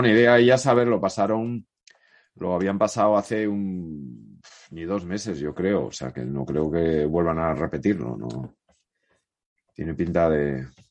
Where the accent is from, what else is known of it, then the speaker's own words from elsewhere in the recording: Oviedo, Asturias, Spain; moved away; also born or lived in Gijón; nací en Oviedo